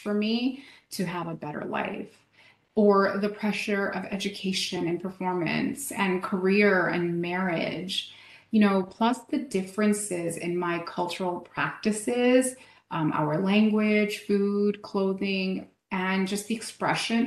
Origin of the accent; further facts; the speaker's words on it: Vancouver, British Columbia, Canada; moved away as an adult; now in Chicago, United States; I'm originally from Vancouver, BC. But for the past 5 years, I've been living in Chicago